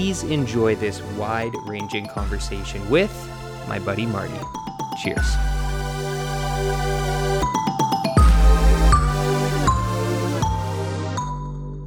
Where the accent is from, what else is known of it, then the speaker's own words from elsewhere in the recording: Manitoba, Canada; moved away as an adult; now in British Columbia, Canada; We're both from Manitoba